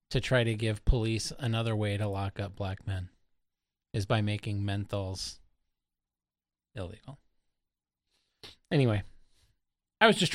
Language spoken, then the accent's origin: English; Los Angeles, California, United States; born there; I was born in East LA.